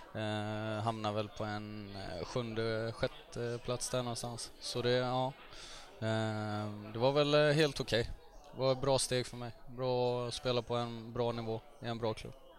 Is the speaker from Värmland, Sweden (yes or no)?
no; Gothenburg, Västra Götaland, Sweden; jag växte upp i Högsbohöjd. Det ligger eh, nära Frölunda kan man säga